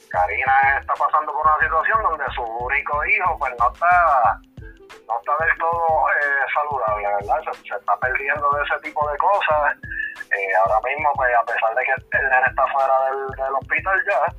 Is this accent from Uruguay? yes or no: no; Cabo Rojo, Puerto Rico; nuestro pueblo de Cabo Rojo, que es de donde soy yo